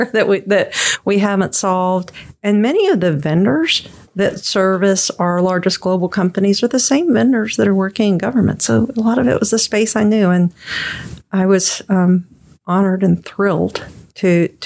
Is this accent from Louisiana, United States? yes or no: yes; Louisiana, United States; I'm actually from Louisiana